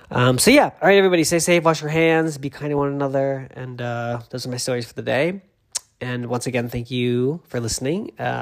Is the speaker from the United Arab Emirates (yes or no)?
no; England, United Kingdom; I'm not French, I'm English, I can barely speak English, so there we go.